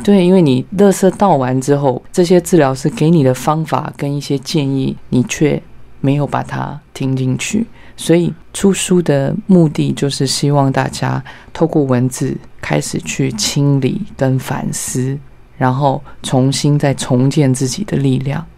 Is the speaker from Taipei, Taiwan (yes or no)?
no; Yilan, Yilan County, Taiwan; 我是在宜兰出生的小孩